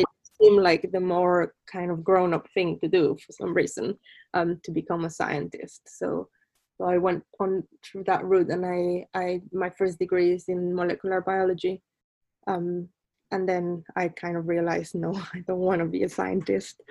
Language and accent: English; Colima, Mexico; moved away as an adult; also born or lived in Mexico City; now in London, United Kingdom; I'm originally from Mexico. I was born in Mexico City, but grew up um, in the Pacific coast in a small town called Colima